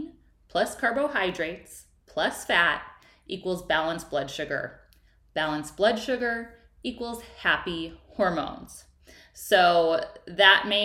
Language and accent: English; Midwest, United States; I grew up in the Midwest where you just ate your meat and potatoes.